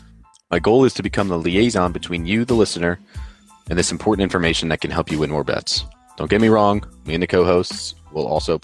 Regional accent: outside of Philadelphia, Pennsylvania, United States; I grew up outside of Philadelphia and am a diehard Philadelphia sports fan.

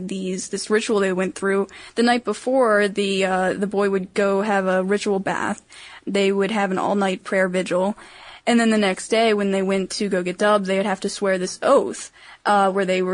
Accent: Maryland, United States; I'm from Maryland

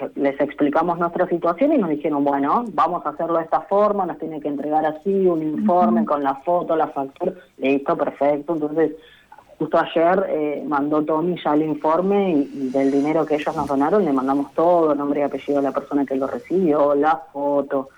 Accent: Santa Cruz, Argentina; now in Buenos Aires, Argentina; yo soy de Santa Cruz, en mi pueblo pasan días enteros que no tenés internet

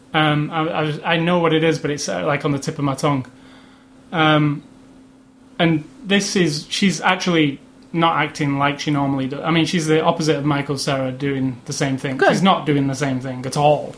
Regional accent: Manchester, North West England, United Kingdom; Captain America it was filmed in my hometown of Manchester

